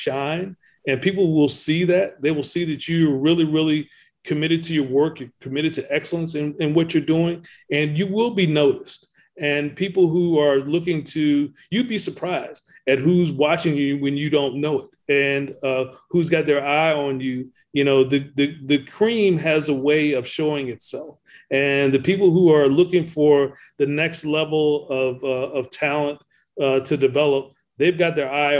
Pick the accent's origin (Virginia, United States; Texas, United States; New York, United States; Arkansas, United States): Virginia, United States; Ettrick; growing up around Virginia State University, and it really is there in Ettrick, Virginia, which is where I come from.